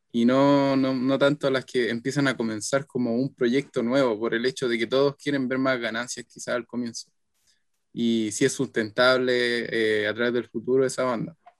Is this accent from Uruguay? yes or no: no; Chile; soy chileno